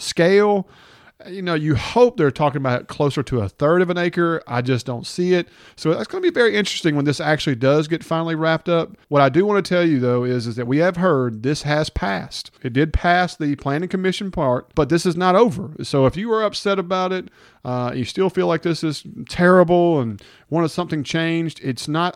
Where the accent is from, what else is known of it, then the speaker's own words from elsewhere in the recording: Hernando, Mississippi, United States; Brian and Couch and I grew up in Hernando together.